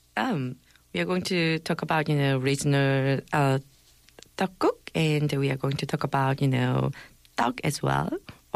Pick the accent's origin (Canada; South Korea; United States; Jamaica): South Korea; Gangwon; in my hometown of Gangwon Province, we make a tteokguk with mandu dumplings